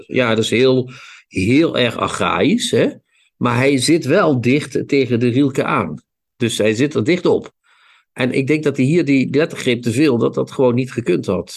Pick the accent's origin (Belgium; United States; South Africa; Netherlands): Netherlands; Ik kom niet uit Holland. Ik kom uit Nederland.